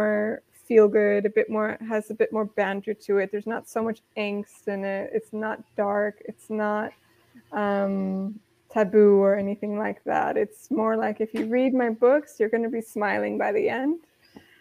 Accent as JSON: {"language": "English", "region": "Midwest", "country": "United States", "tie": "born or raised there", "moved": "as an adult", "lives_now": "Europe", "said": "I grew up in the Midwest"}